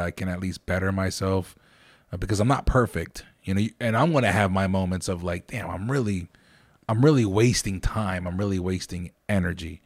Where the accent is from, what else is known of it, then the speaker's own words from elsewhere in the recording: Lancaster, Pennsylvania, United States; I'm from Lancaster